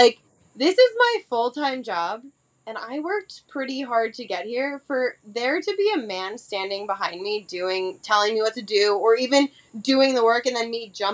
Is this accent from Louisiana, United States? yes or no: no; New York, United States; I'm from New York